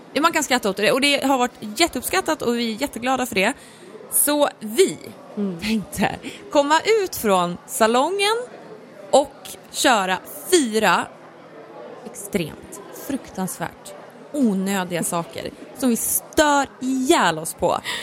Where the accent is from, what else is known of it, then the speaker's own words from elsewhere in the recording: Norrland, Sweden; Jag är ju liksom från Norrland